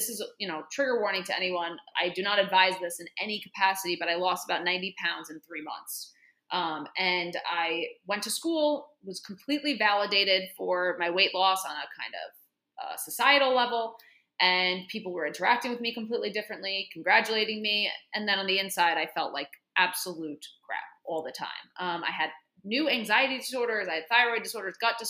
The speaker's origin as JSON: {"language": "English", "town": "New York City", "region": "New York", "country": "United States", "tie": "born or raised there", "said": "I'm a native New Yorker. Always lived in New York"}